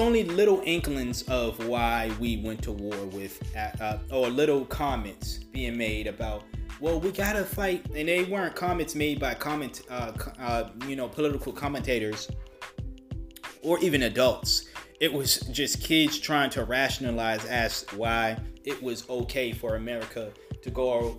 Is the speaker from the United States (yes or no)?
yes; United States; as an American